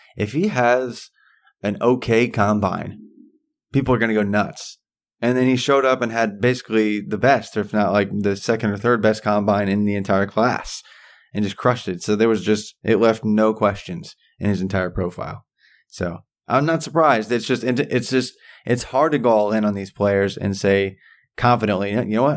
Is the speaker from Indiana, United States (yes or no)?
yes; about 45 minutes from Santa Claus, Indiana, United States; it's about, uh, forty-five minutes away from, uh, from my hometown